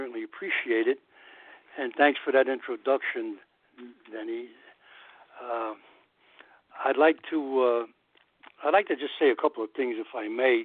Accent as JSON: {"language": "English", "town": "New York City", "region": "New York", "country": "United States", "tie": "born or raised there", "said": "growing up in New York. I'm a New Yorker, and I love New York."}